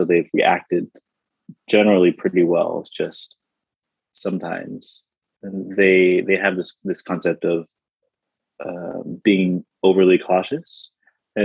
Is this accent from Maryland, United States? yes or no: yes; Maryland, United States; I grew up in Maryland